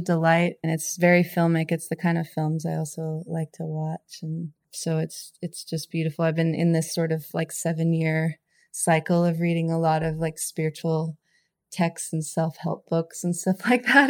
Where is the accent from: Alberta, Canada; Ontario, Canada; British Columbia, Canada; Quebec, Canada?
British Columbia, Canada; Fernie; now in California, United States; I'm from Canada. My hometown, Fernie, is where my my mom is